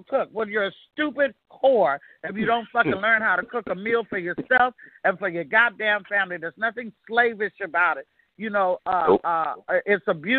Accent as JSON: {"language": "English", "town": "Oakland", "region": "California", "country": "United States", "tie": "born or raised there", "also_born_or_lived": "Castro Valley / Sacramento", "said": "I'm from East, West, and North Oakland, and that's why I fucking wrote Castro Valley was where I was educated"}